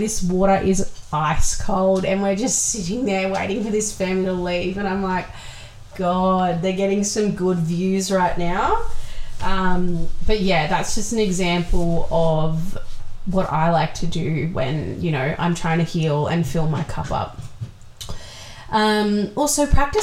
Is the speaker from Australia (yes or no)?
yes; Wollongong, New South Wales, Australia; We're from Wollongong